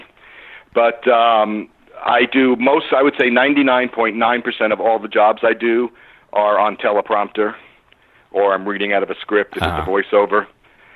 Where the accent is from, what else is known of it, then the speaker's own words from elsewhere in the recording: Long Island, New York, United States; moved away as an adult; also born or lived in Columbus, Ohio / Los Angeles; when I was 12 years old growing up on Long Island